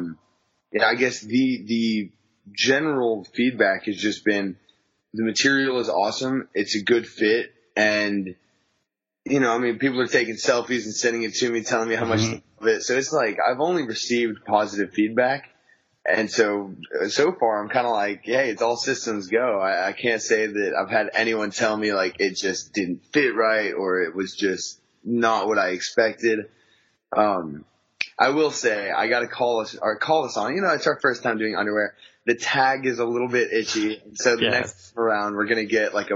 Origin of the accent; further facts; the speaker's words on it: West Texas, United States; I was born and raised in West Texas in the country